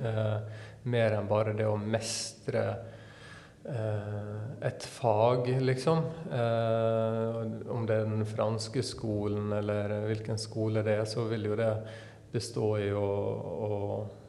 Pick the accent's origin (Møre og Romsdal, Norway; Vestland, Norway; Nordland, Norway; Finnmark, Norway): Møre og Romsdal, Norway; Sunnmøre; hvor jeg kommer ifra, ifra Sunnmøre